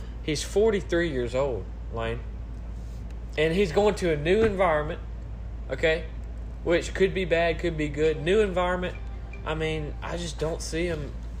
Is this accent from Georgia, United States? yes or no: yes; Georgia, United States; born or raised there